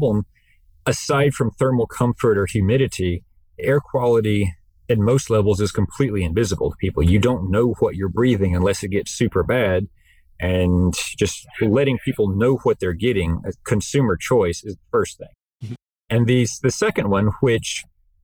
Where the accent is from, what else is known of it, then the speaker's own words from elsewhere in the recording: North Carolina, United States; I come from North Carolina